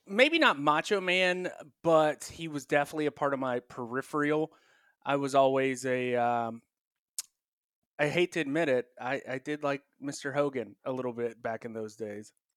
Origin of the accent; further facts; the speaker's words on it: North Carolina, United States; growing up in North Carolina